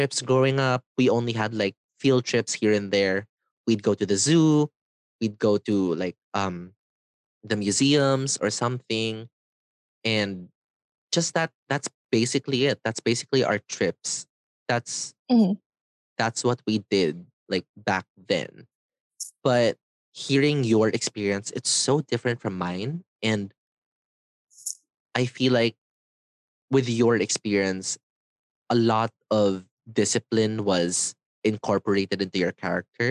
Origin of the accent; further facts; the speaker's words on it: Manila, Metro Manila, Philippines; for my fourth grade to sixth grade, where I graduated, I was at JRU, Jose Rizal University, and it's a semi-public school.